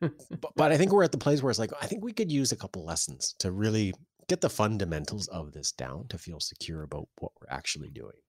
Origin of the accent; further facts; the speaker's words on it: Canada; February is tough as a Canadian